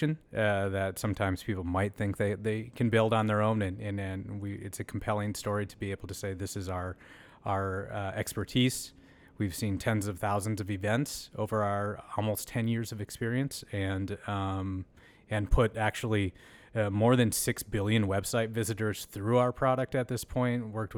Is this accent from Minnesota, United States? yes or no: yes; Red Wing, Minnesota, United States; Yeah, so not far from here. I was born and raised in Red Wing, Minnesota. A nice town, especially as you reflect on your upbringing, a nice blue-collar, working-class place